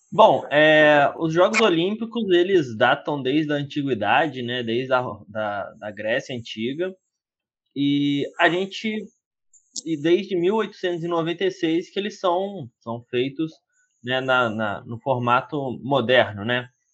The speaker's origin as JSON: {"language": "Portuguese", "country": "Brazil", "said": "a gente é brasileiro"}